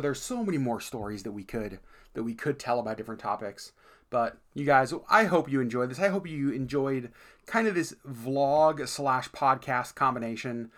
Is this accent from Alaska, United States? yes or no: yes; Alaska, United States; we're from Alaska